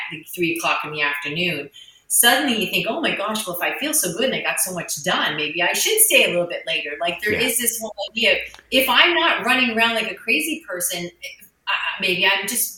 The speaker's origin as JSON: {"language": "English", "country": "Canada", "said": "I'm Canadian."}